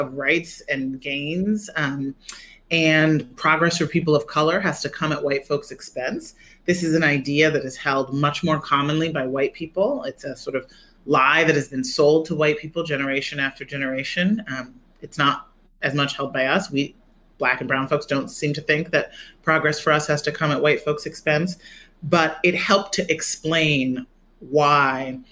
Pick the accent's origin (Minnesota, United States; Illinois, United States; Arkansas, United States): Illinois, United States; Chicago; I grew up in Chicago